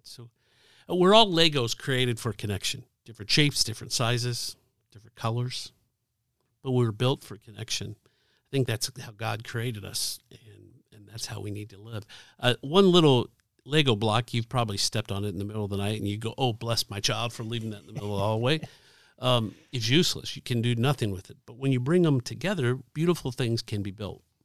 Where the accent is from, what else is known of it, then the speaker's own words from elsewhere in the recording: Dayton, Ohio, United States; now in Indianapolis, United States; I grew up in Dayton, Ohio